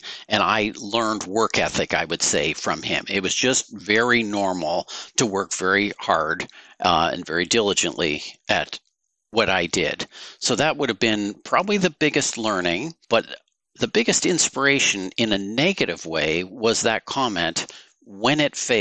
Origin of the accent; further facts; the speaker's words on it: Woodstock, Ontario, Canada; also born or lived in New York; now in Guelph, Canada; I grew up in Woodstock, Ontario